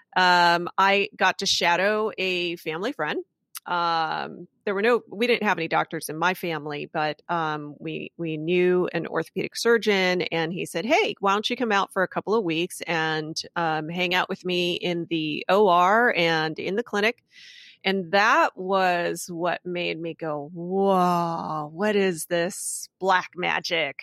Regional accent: Hacienda Heights, California, United States; moved away as an adult; also born or lived in Freehold, New Jersey / Philadelphia; Greater Los Angeles, I grew up in Hacienda Heights

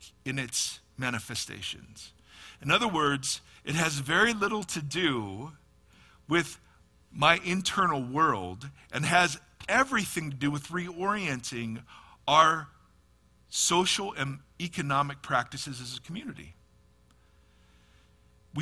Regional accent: Ohio, United States; moved away as an adult; also born or lived in California; now in Nashville, United States; I am from Ohio, lived in California for 20 years, moved back to Ohio before I moved to the frost-laden plains of Nashville.

